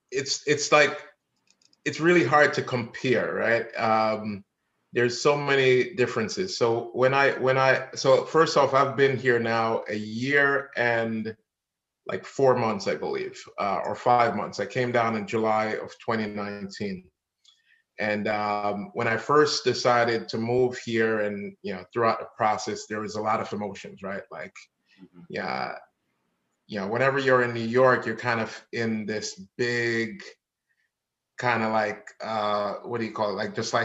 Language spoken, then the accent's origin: English; Jamaica; now in Florida, United States; Yeah, as a Jamaican, yeah, you gotta put in the work. So so I put in the work and yeah, saved up some money and moved to Florida